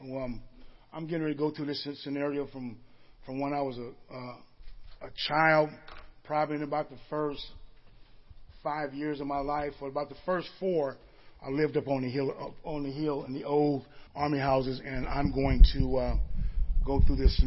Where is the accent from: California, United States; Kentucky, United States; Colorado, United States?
California, United States; Marin City; a young boy growing up in Marin City.